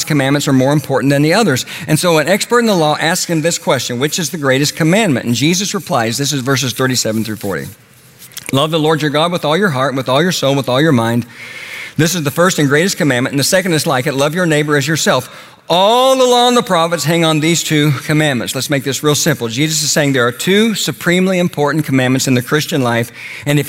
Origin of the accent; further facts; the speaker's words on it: Oklahoma, United States; When I was a boy growing up in Oklahoma